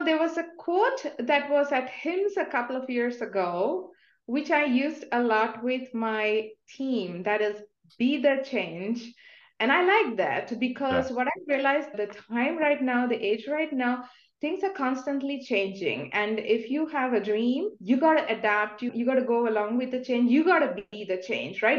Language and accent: English; India; moved away; I'm coming from India